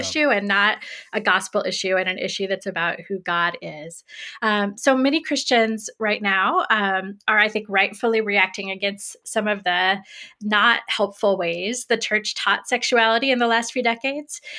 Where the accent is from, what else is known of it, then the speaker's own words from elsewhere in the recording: Greenfield, Indiana, United States; moved away as an adult; also born or lived in North Carolina; now in Illinois, United States; I grew up in Greenfield, Indiana.